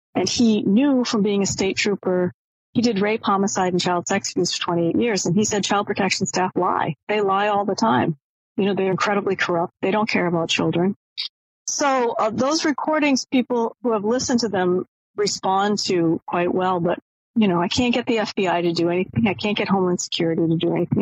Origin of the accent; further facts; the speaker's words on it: Maine, United States; now in Washington, D.C., United States; I grew up in Maine